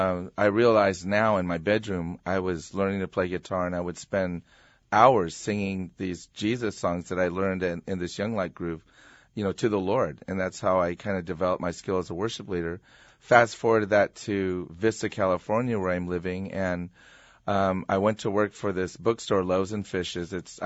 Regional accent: Iwakuni, Yamaguchi, Japan; born there; Actually, I like to say I was made in Japan, like everything else in the 60s. My dad was stationed at Marine Corps Air Station Iwakuni.

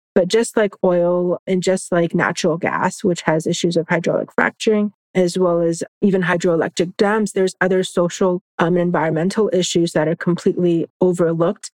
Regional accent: Orlando, Florida, United States; growing up in Florida

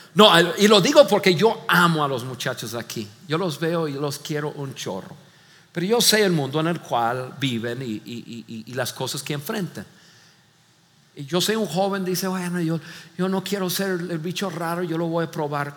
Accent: Mexico; como buenos mexicanos

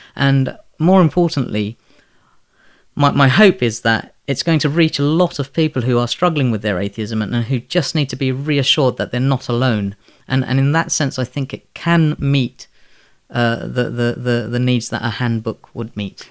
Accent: London, United Kingdom; also born or lived in Bangladesh; I was born in Bangladesh and raised by Muslim parents in, um, predominantly Muslim community in the Elephant and Castle

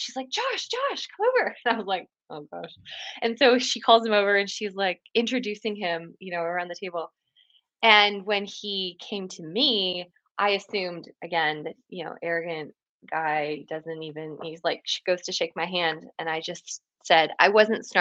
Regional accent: Canada; moved away as an adult; now in Franklin, United States; I'm Canadian originally

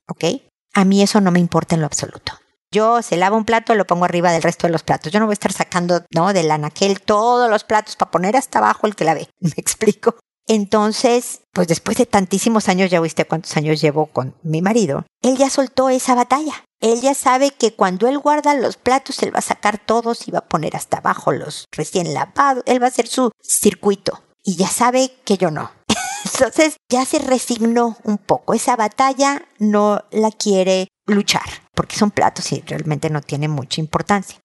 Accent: Mexico; now in Chile; buena parte de quien soy es ser mexicana

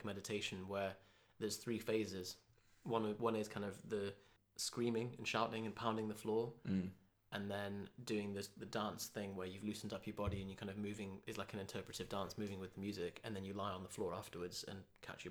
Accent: Newcastle upon Tyne, North East England, United Kingdom

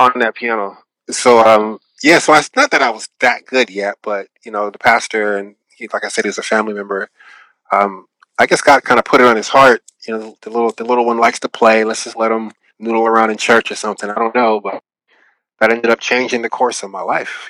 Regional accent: Seattle, Washington, United States; now in Los Angeles, United States; I'm from Seattle, Washington. That's that's home for me.

